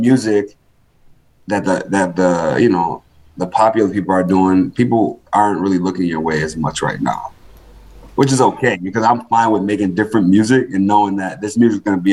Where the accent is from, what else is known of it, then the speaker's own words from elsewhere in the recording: Rochester, New York, United States; moved away as an adult; now in Buffalo, United States; I'm from Rochester, been in Buffalo since 2011